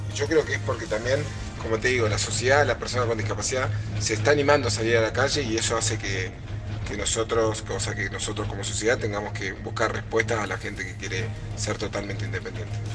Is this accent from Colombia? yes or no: no; Argentina; soy atleta paralímpico argentino, represento eh, Argentina